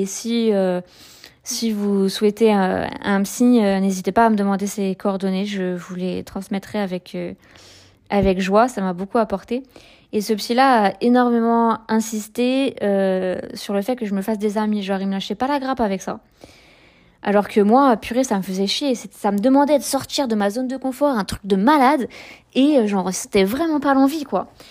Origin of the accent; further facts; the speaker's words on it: Saint-Brieuc, Brittany, France; moi je suis de Saint-Brieuc